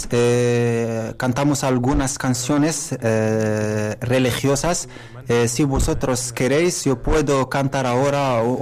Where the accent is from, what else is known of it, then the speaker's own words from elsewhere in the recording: Lebanon; Spanish is a second language; moved away as an adult; now in Spain; soy de Líbano, tengo 38 años. Estoy aquí eh, como inmigrante.